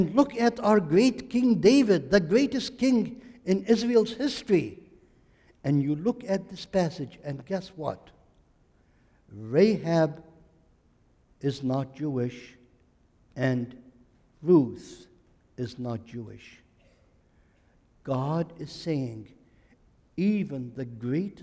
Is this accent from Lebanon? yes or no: yes; Lebanon; now in United States; I am Lebanese